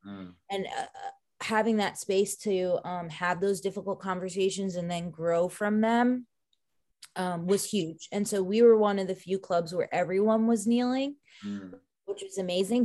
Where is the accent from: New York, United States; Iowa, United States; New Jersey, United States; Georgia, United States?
New York, United States; Long Island; moved away; also born or lived in Orlando; growing up on Long Island and being victim to Hurricane Sandy